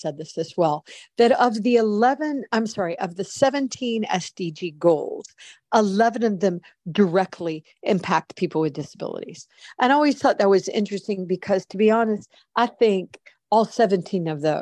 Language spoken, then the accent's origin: English; United States; I'm an American. I even though I'm very well traveled, I have always lived in the United States